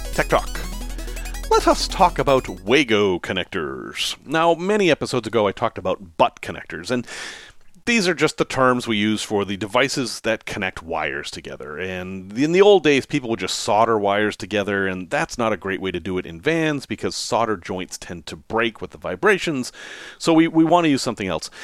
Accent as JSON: {"language": "English", "region": "New England", "country": "United States", "tie": "born or raised there", "said": "I grew up in New England."}